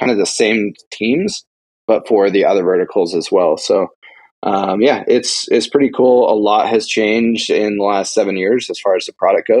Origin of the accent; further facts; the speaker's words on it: Montana, United States; I was born and raised in Montana. I still live in Montana. I've never lived in any other state.